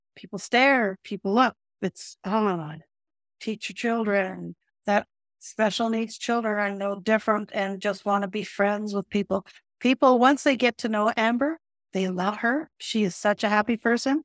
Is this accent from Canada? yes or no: yes; Calgary, Alberta, Canada; also born or lived in Holland; I grew up in Calgary